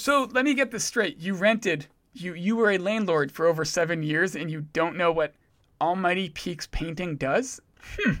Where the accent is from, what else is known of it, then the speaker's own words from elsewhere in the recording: Providence, Rhode Island, United States; now in Vermont, United States; I'm from Providence.